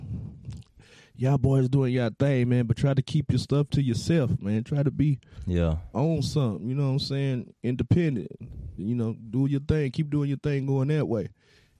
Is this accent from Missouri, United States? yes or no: yes; St. Louis, Missouri, United States; now in Atlanta, United States; I'm originally from St. Louis by way of Atlanta